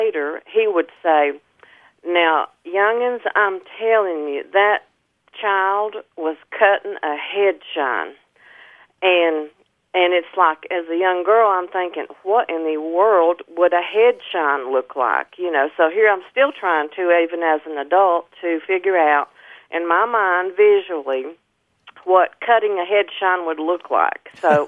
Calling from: Elk Park, North Carolina, United States; I'm calling from Elk Park, North Carolina, way up in the mountains.

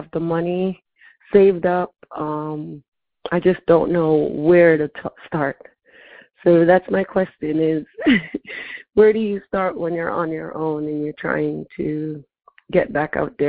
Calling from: Cranston, Rhode Island, United States; I'm calling from Cranston, Rhode Island.

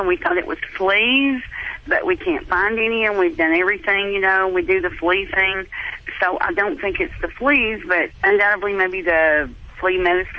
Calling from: Tennessee, United States; I'm calling from Tennessee.

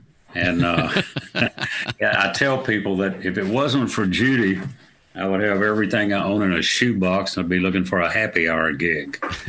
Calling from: Wimberley, Texas, United States; I'm in Wimberley, Texas. It's about 35 miles southeast of Austin, Texas, just at the beginning of the hill country.

